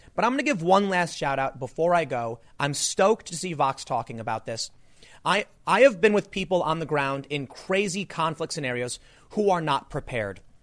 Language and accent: English; United States; I grew up on the South Side